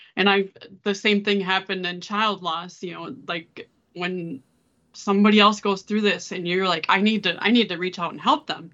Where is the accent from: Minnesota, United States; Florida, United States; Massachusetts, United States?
Minnesota, United States; Saint Paul; also born or lived in Georgia; I live in Saint Paul, Minnesota. I've lived here most of my life